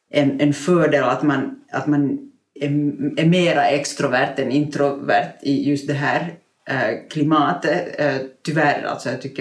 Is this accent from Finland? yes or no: yes; Finland; som finlandssvensk i minoritet